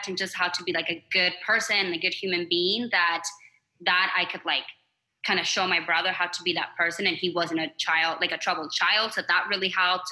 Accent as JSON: {"language": "English", "region": "Arizona", "country": "United States", "tie": "born or raised there", "also_born_or_lived": "Mexico / Flagstaff, Arizona", "said": "I'm from Arizona. I lived here my entire life"}